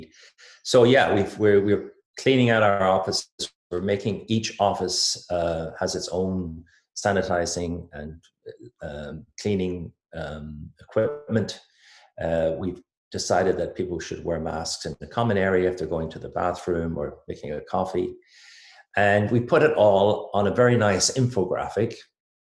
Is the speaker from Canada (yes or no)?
no; Ireland; accent: Irish; moved away as an adult; also born or lived in United Kingdom; now in Philadelphia, United States; I'm from Ireland. I call myself a corporate American with an Irish accent